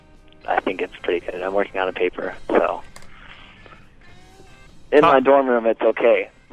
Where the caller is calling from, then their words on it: Toccoa Falls, Georgia, United States; I'm calling from Toccoa Falls, Georgia.